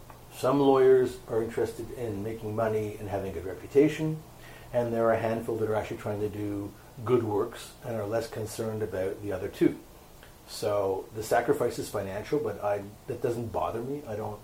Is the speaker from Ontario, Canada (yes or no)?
no; Quebec, Canada; I had no interest in doing that. And even though I studied abroad, I came back here. So I feel an attachment to Quebec and to Canada, for sure.